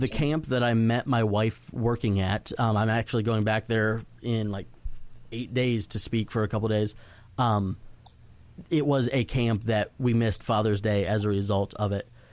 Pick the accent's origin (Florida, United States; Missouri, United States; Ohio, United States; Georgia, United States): Florida, United States; moved away; also born or lived in Dallas Fort Worth, Texas; going to school in, in Dallas Fort Worth and growing up in Florida